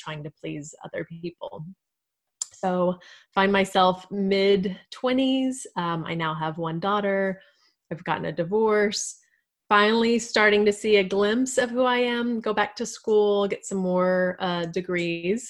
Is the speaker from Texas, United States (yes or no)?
yes; Texas, United States; I am a Texan. I've born and raised. I've always lived here.